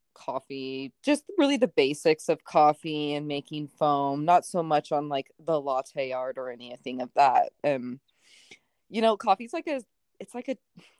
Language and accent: English; Spokane, Washington, United States; also born or lived in Seattle; now in Spokane, United States; I was born and raised in Spokane